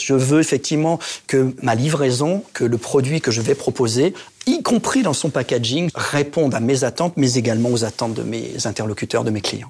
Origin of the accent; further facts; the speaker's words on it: Reims, Grand Est, France; also born or lived in Épernay; Je suis un enfant du cru. Je suis né à Reims. J'ai fait mon lycée à Épernay.